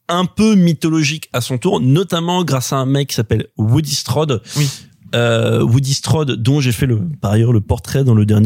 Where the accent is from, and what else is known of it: Picardy, Hauts-de-France, France; born or raised there